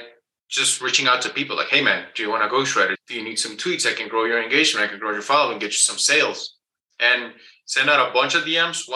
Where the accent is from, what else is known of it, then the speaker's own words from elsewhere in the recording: Guatemala; English is a second language; I was born and raised in Guatemala. That's below Mexico. So English is my second language